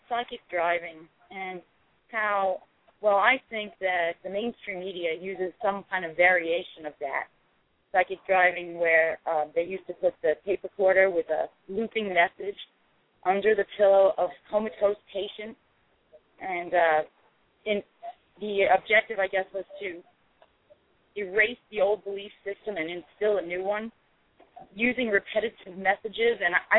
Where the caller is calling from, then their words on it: North Carolina, United States; Hi, this is …. I'm in North Carolina.